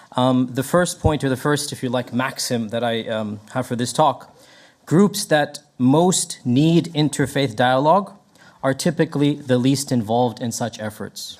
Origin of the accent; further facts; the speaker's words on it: Texas, United States; moved away as an adult; now in Memphis, United States; I was raised in Texas